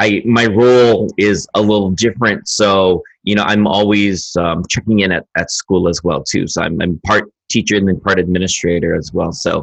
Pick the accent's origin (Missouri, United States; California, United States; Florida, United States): California, United States; the Bay Area; now in Hawaii, United States; I'm from the Bay